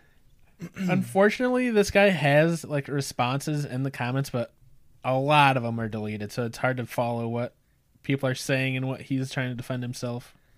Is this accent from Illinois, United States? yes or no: yes; North Central Illinois, United States; We're from North Central Illinois